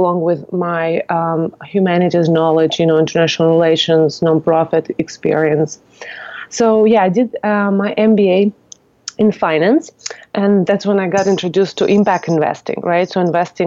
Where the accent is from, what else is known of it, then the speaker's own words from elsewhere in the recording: Moscow, Russia; moved away as an adult; also born or lived in Virginia, United States; now in California, United States; I'm originally from Moscow, Russia. I came to U.S. As a student athlete